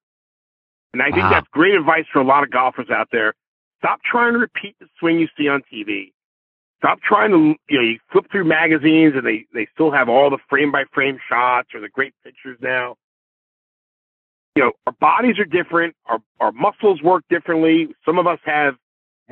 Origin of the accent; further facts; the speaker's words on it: New York, United States; I grew up in New York